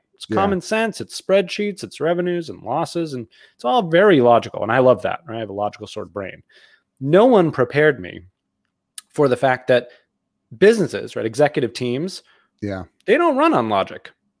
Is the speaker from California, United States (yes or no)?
no; Boston, Massachusetts, United States; now in Connecticut, United States; So I grew up outside of Boston, South Shore of Boston. I'm a Bostonian. You wouldn't know it from my lack of accent